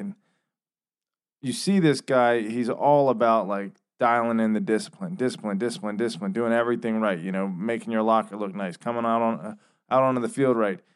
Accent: Washington, District of Columbia, United States; we're from Washington, D C

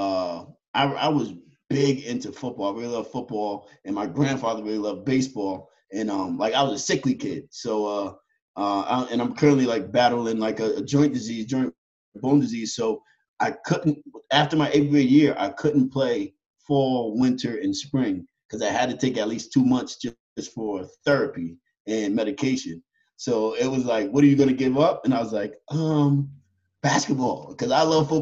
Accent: Yonkers, New York, United States; I was born and raised in Yonkers, New York, inner city kids. I grew up in a project.

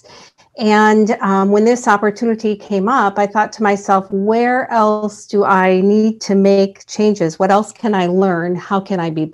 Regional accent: Midwest, United States; I am from the Midwest. I live just outside of Madison, Wisconsin

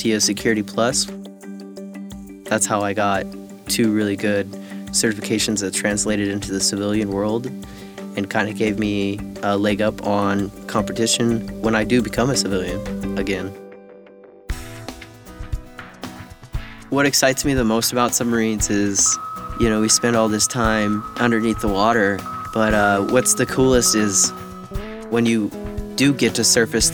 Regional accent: Winnemucca, Nevada, United States; moved away as an adult; also born or lived in Yampa, Colorado; I'm from Winnemucca, Nevada

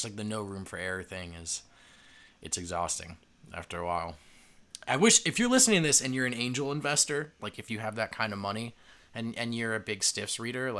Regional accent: Northeast, United States; now in Denver, United States; I grew up in the Northeast.

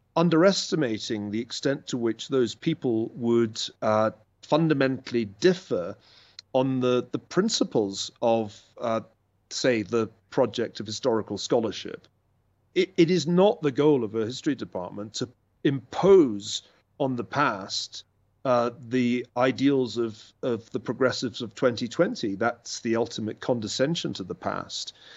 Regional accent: Glasgow, Scotland, United Kingdom; moved away as an adult; also born or lived in Oxford / Cambridge; now in United States; I grew up in, in Scotland

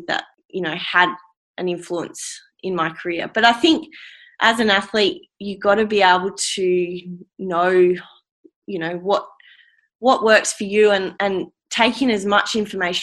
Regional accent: Australia; how damn lucky we are to be from Australia

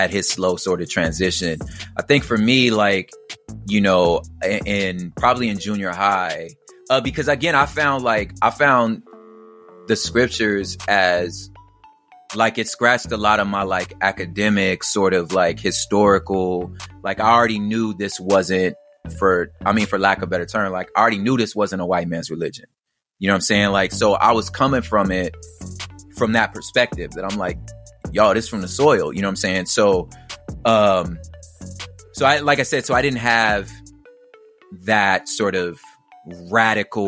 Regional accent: Los Angeles, California, United States; I grew up, I was, you know, born in South Central. I was raised on like in the East Side.

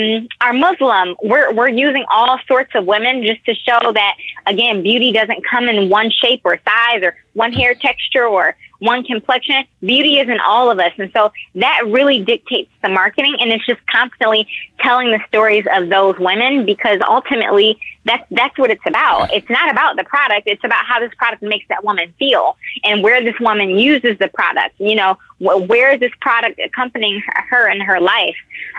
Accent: Detroit, Michigan, United States

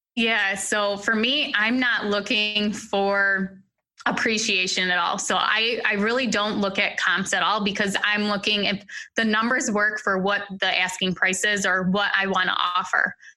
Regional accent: New York, United States; so I'm from New York State

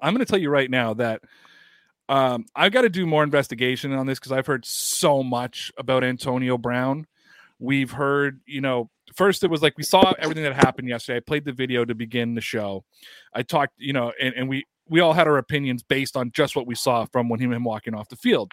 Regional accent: Canada; I cut my teeth as a Canadian.

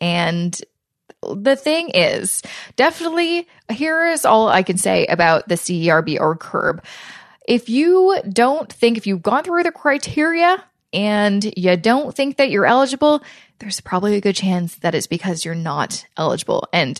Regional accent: Canada; I'm hopeful as a Canadian that there will be more kind of financial relief programs coming out soon

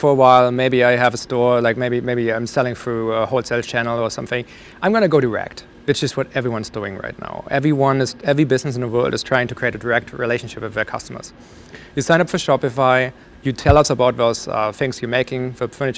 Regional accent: Germany; moved away; I grew up in Germany.

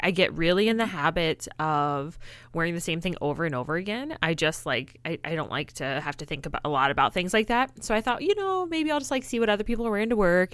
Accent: Illinois, United States; moved away; I'm actually originally from Illinois

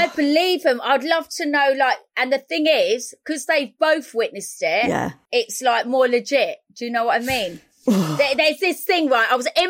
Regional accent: Manchester, North West England, United Kingdom; Hey, I'm from Manchester.

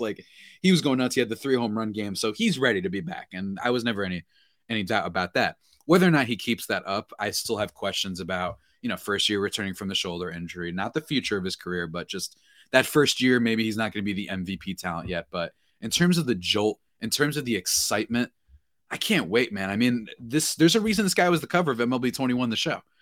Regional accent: New Jersey, United States; I'm from Jersey

